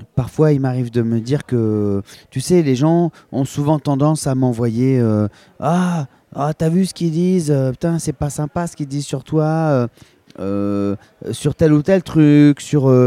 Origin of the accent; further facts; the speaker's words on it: Petite-Île, Réunion; moved away as an adult; now in Paris, France; j'ai grandi à Petite-Île, en partie via mon père